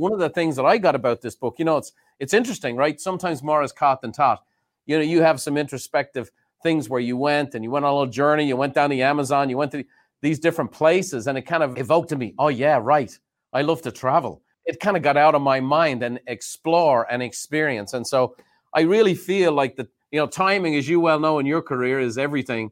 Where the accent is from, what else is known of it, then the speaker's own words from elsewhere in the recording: Ireland; now in United States; I grew up very fortunate in Ireland